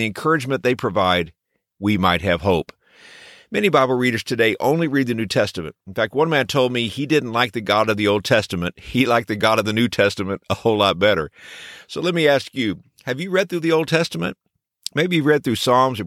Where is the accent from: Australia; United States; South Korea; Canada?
United States; Texas; when I was a boy growing up in Texas